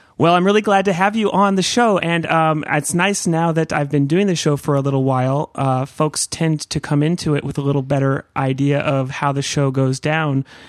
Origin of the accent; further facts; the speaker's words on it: Santa Cruz, California, United States; I grew up in Santa Cruz